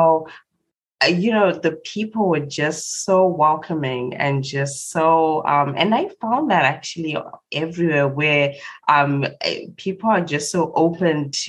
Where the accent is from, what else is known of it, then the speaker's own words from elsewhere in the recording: Zimbabwe; I was born and raised in Zimbabwe